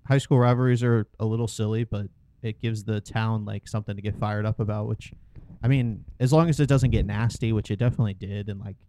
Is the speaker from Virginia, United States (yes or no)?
yes; Culpeper, Virginia, United States; born or raised there